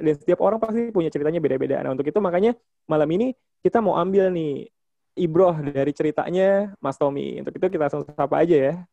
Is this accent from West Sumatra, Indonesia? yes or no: no; Jakarta, Indonesia; Oh dari Malang, oh, … dari Jakarta.